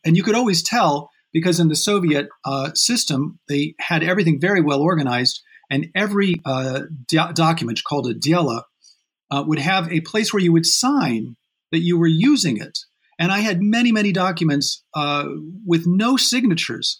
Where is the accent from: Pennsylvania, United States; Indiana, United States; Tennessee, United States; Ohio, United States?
Indiana, United States; South Bend; moved away as an adult; also born or lived in Montreal; I grew up in Indiana, in South Bend, Indiana